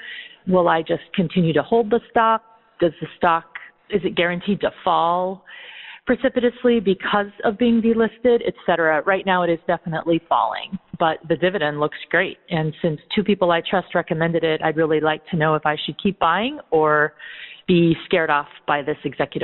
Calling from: Sunnyvale, California, United States; I'm calling from Sunnyvale, California.

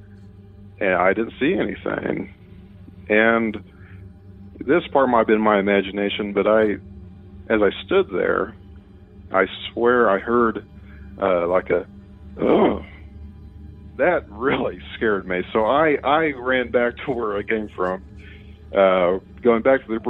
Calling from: Mitchell, Indiana, United States; I'm calling you from Mitchell, Indiana

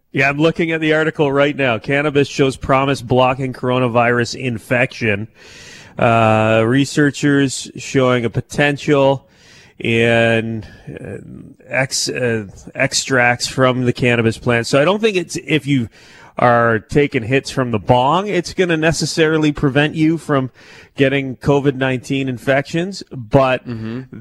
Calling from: Strathroy, Ontario, Canada; I'm calling from Strathroy.

